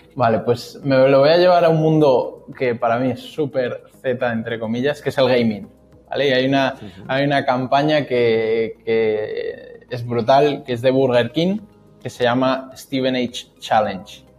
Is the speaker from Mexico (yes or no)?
no; Spain; como españoles que yo, vamos, a mí yo estoy orgulloso de mi país